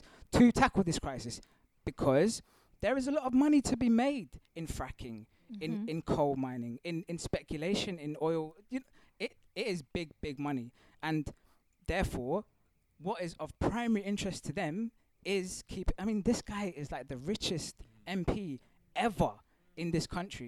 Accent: Mauritius; I'm of African descent. I also have South Asian ancestry, but I'm from Mauritius, East Africa.

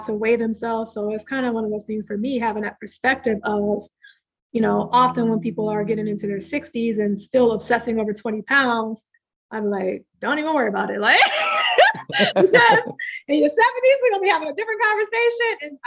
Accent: Midwest, United States; growing up in the Midwest

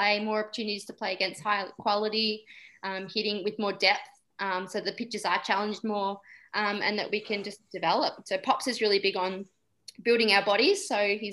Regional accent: Somerville, Victoria, Australia; I live in Somerville in Victoria, and she goes to the same school I went to in high school

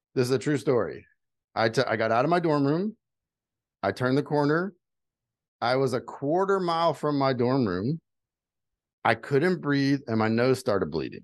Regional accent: Houma, Louisiana, United States; moved away as an adult; also born or lived in Utah; I'm from South Louisiana, like the swamp. I was born six feet below sea level

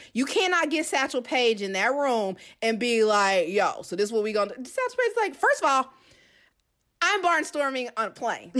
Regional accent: Kansas City, Missouri, United States; moved away as an adult; also born or lived in Georgia; I'm originally from Kansas City, so I went back home after graduating from Georgia Southern.

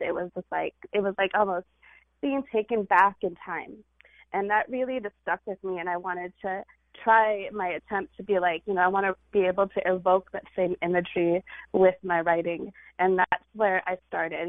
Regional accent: California, United States; this Indian girl who grew up in California

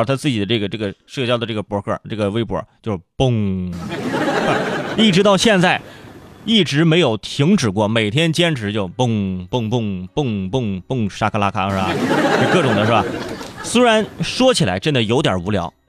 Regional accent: Hebei, China; 作为作为河北人，

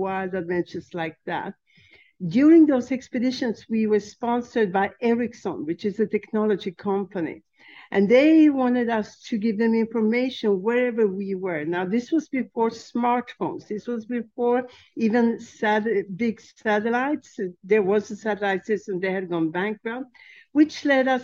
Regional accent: Sweden; also born or lived in Czechoslovakia; which forced my mother to flee the country with myself and my kid brother. So she took us to Sweden

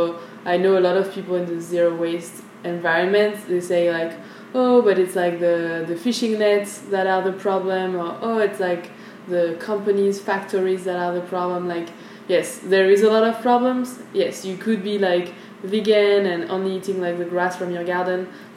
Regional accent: France; moved away as an adult; now in Vietnam; I grew up in France

